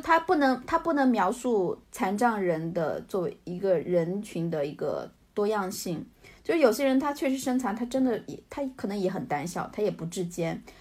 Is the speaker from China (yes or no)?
yes; Hunan–Jiangxi border area, China; moved away as an adult; now in United States; 我老家在相干交界的地方